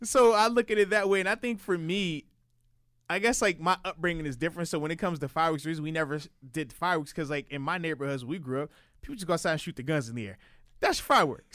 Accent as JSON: {"language": "English", "region": "Virginia", "country": "United States", "said": "being from, you know, Virginia"}